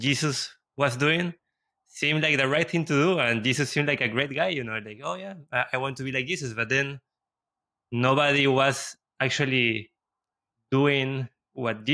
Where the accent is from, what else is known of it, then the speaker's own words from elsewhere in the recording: Lima, Peru; I was raised in Peru and in Lima